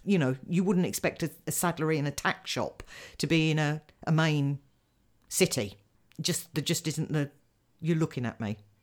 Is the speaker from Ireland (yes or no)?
no; United Kingdom; as a British person